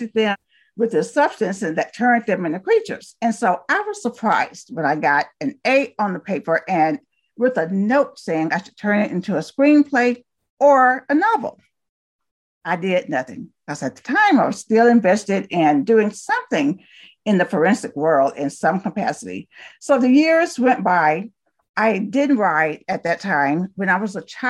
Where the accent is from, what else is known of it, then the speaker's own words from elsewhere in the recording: Talladega, Alabama, United States; I was born and raised in Talladega, Alabama